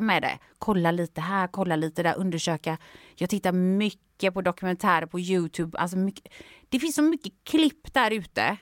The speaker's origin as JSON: {"language": "Swedish", "country": "Sweden", "said": "jag var från Sverige"}